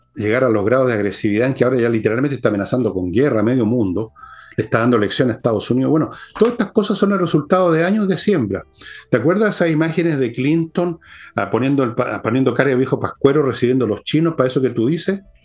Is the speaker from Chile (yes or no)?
yes; Chile